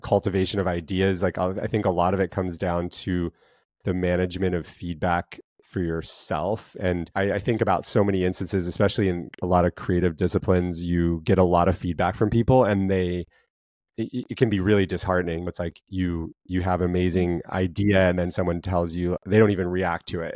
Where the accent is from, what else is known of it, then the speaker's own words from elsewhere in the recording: Montana, United States; growing up in Montana